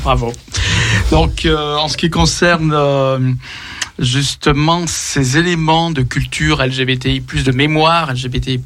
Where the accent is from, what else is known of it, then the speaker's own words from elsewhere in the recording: Lyon, Auvergne-Rhône-Alpes, France; Nous sommes lyonnais